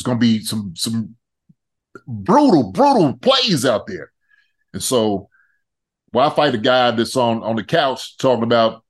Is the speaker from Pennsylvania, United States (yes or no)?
yes; Philadelphia, Pennsylvania, United States; now in Kansas City, United States; Hey man, look, I came from Philly. It was I'm telling you, it was when I came out to Kansas City, man.